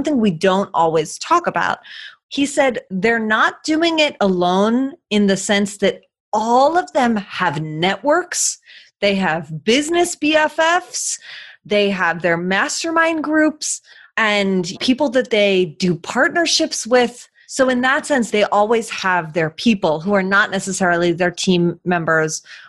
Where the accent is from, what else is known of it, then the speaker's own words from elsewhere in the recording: Philadelphia, Pennsylvania, United States; moved away as an adult; also born or lived in Argentina; now in Philadelphia, United States; we moved from Argentina back to Philadelphia, where I was born and raised